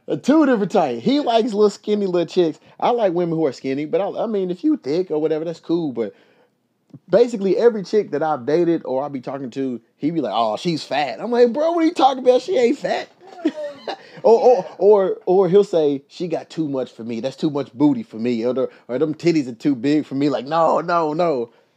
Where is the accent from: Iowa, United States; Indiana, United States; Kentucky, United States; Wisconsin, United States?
Kentucky, United States; Louisville; now in Los Angeles, United States; my hometown, Louisville